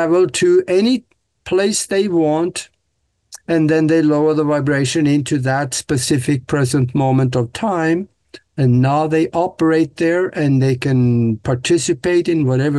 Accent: Norway; moved away as an adult; now in United States; Growing up in Norway on the farm, I was supposed to be a farmer

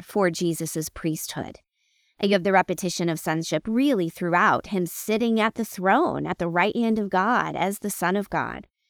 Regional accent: United States; I'm an American Christian

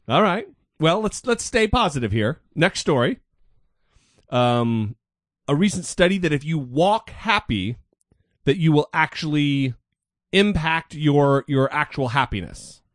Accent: Nez Perce Indian Reservation, northern Idaho, United States; I grew up on the Nez Perce Indian reservation in northern Idaho

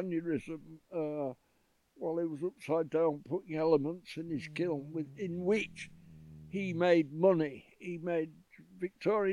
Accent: Yorkshire and the Humber, United Kingdom; I was from Yorkshire.

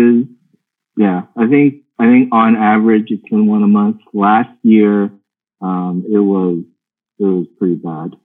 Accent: Pittsburgh, Pennsylvania, United States; I grew up in Pittsburgh

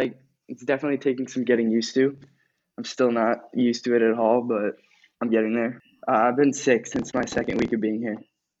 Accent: New York, United States; I am also from Alpaz. I'm directly across the street from co-host Tim here.

